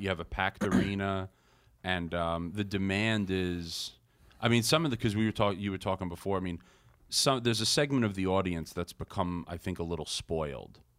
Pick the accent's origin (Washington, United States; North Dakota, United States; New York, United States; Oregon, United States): New York, United States; Long Island; growing up on Long Island